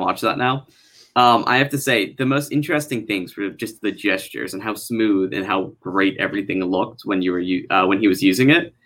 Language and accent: English; Connecticut, United States; I'm from Connecticut